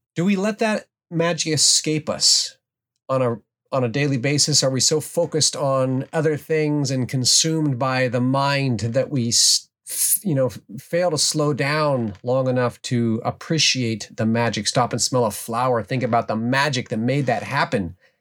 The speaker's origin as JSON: {"language": "English", "region": "Alaska", "country": "United States", "tie": "born or raised there", "said": "growing up in the Alaskan wilderness"}